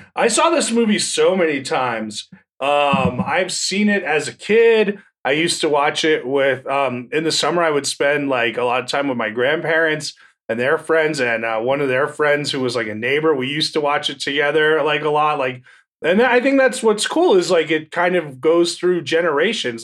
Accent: New Jersey, United States; I'm from New Jersey.

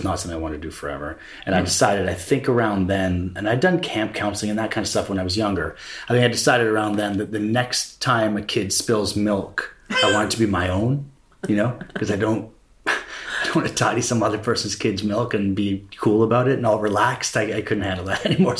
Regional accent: Toronto, Ontario, Canada; moved away as an adult; also born or lived in Edinburgh, United Kingdom / New York, United States; I grew up in Toronto, Ontario, Canada

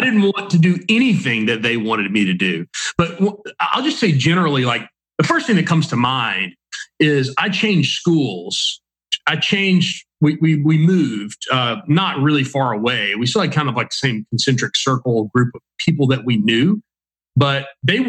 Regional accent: Mississippi, United States; I'm from Mississippi. You know, my joke is everyone in the whole state is my cousin

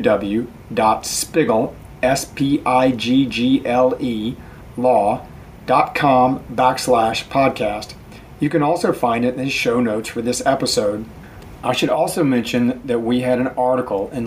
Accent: North Carolina, United States; moved away as an adult; also born or lived in Washington, D.C.; I returned to my home state of North Carolina

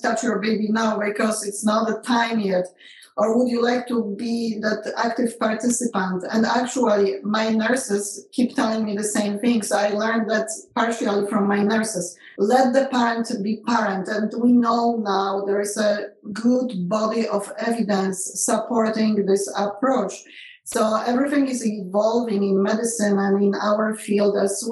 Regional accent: Poland; moved away as an adult; now in United States; I grew up in Poland and never in a million years graduating from medical school in Poland

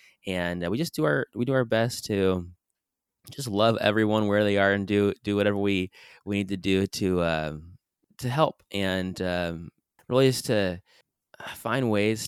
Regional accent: San Diego, California, United States; also born or lived in Brazil; I grew up in San Diego, California, born and raised. I lived in Brazil for a couple years, actually, as a service missionary.

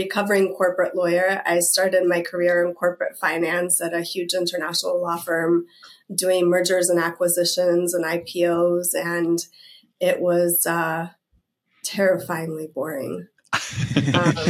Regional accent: Russia; also born or lived in Tennessee / Berkeley; now in United States; I'm originally from Russia

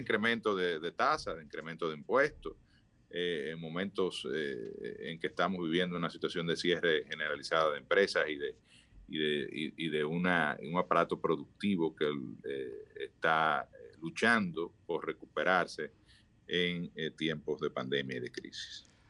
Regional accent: Dominican Republic; todos somos dominicanos

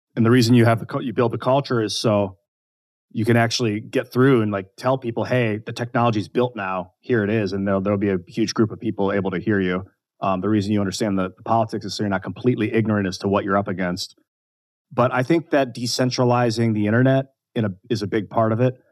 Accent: United States; growing up in the United States

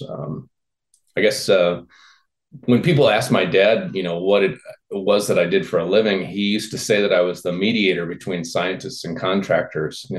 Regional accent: north of Peoria, Illinois, United States; grew up in Illinois in farm country, kind of north of Peoria

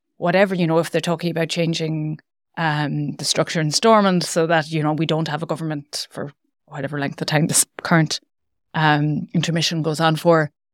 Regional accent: Ireland; I'm coming from the Republic

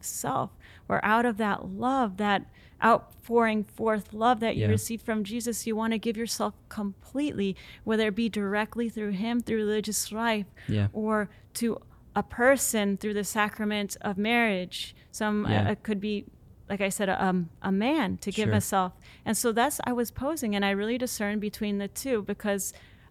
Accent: Central Florida, United States; moved away; also born or lived in Pittsburgh, Pennsylvania; I'm from Central Florida.

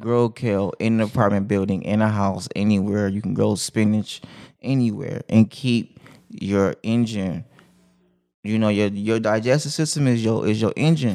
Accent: Compton, California, United States; moved away; also born or lived in Hawaii; I come from West Side Compton

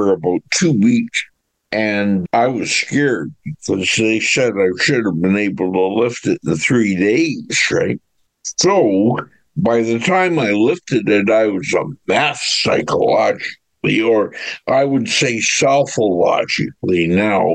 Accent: Orillia, Ontario, Canada; also born or lived in Hamilton, Ontario / Selkirk, Ontario; I was born in Hamilton and raised in Selkirk until I was about 6.5 years old, and then we moved to Orillia.

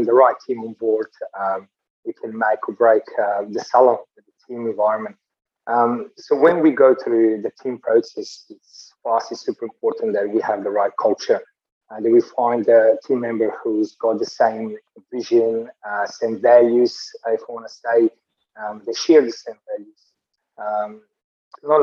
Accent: Slovenia; moved away as an adult; also born or lived in Italy / United Kingdom / United States / New Zealand; now in Australia; back in Europe, in my hometown, Slovenia

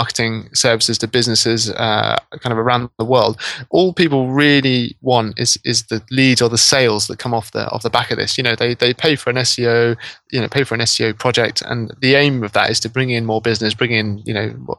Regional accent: Norwich, East of England, United Kingdom; I'm actually from Norwich in East Anglia

